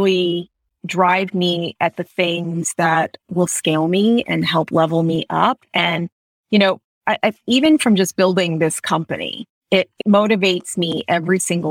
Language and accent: English; Florida, United States; growing up in Florida